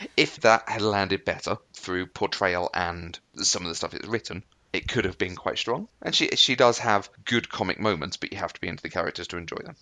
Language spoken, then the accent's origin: English; United Kingdom; I'm British